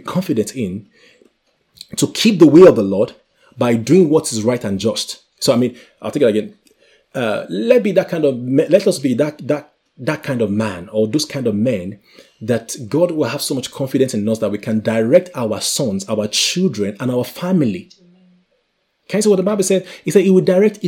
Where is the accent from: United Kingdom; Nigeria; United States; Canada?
Nigeria; I come from Nigeria